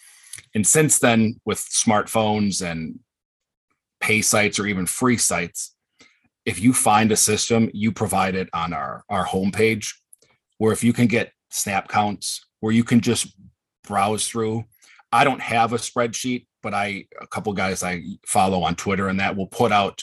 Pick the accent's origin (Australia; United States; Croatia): United States; Wisconsin; I grew up in Wisconsin my whole life